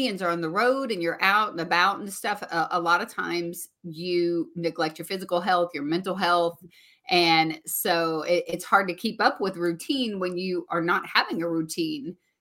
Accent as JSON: {"language": "English", "area": "near Nashville", "region": "Tennessee", "country": "United States", "tie": "born or raised there", "said": "I got to have a show here in my hometown"}